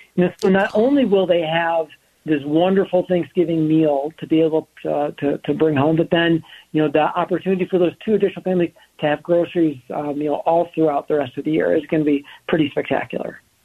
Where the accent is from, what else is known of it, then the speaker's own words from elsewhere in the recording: Minnesota, United States; being a Minnesotan